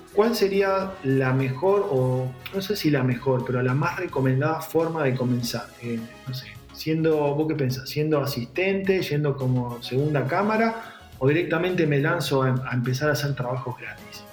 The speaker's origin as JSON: {"language": "Spanish", "town": "San Nicolás de los Arroyos", "region": "Buenos Aires Province", "country": "Argentina", "said": "yo soy de provincia de Buenos Aires, de, San Nicolás"}